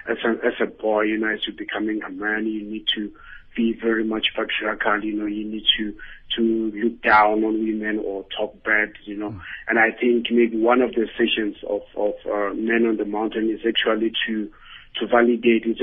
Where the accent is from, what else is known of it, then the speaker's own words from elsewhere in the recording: South Africa; I think myself as a South African